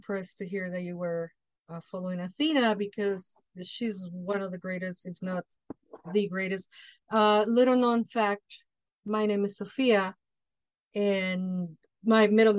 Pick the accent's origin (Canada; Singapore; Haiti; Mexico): Mexico; now in Chicago, United States; coming from the tropics, I'm Mexican from Mexico